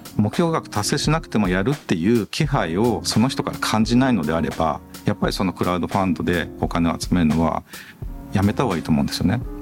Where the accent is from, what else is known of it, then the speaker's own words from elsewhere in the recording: Agui, Aichi, Japan; moved away; 2号店は愛知県の阿久比町という自分のふるさとに今作ってる最中です。